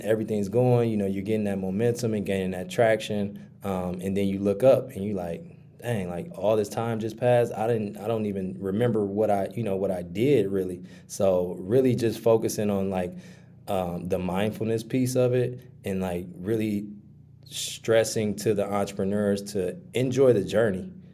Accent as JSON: {"language": "English", "town": "Milwaukee", "region": "Wisconsin", "country": "United States", "tie": "born or raised there", "said": "born and raised in Milwaukee, Wisconsin"}